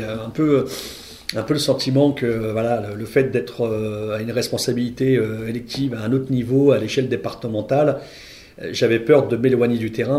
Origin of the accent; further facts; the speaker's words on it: Val-de-Marne, Île-de-France, France; moved away as an adult; now in Stains, France; moi je venais de, du Val-de-Marne